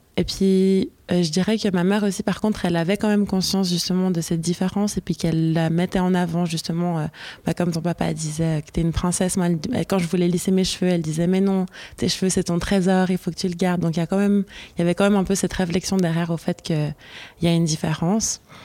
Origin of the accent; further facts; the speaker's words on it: Lausanne, Vaud, Switzerland; quand je suis arrivée euh, au gymnase, ça se dit gymnase à Lausanne